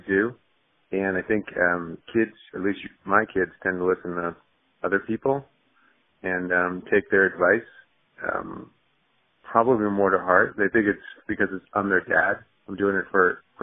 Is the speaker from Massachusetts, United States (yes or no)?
yes; Boston, Massachusetts, United States; moved away as an adult; now in Phoenix, United States; I'd been in Boston, grew up, was raised in Boston, went to high school, college there, worked there